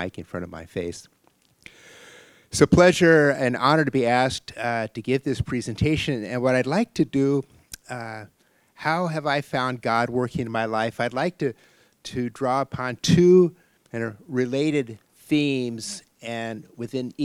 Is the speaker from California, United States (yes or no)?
no; Holdrege, Nebraska, United States; moved away; when I was a high school kid, growing up in Holdridge, Nebraska